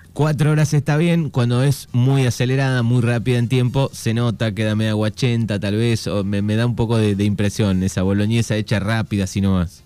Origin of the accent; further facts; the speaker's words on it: Argentina; nosotros los argentinos